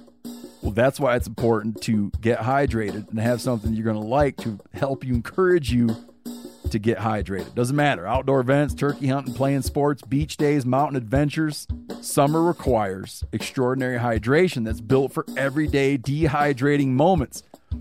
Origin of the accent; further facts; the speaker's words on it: Michigan, United States; Because like when I was growing up in Michigan, when you thought of elk, you didn't think, oh yeah, right here.